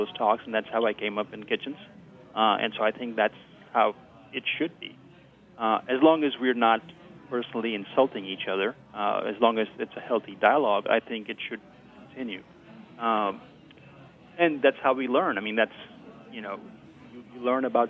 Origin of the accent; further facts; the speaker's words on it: India; moved away as an adult; also born or lived in Austin, Texas; now in Oxford, United States; I came here from India with, you know, a different background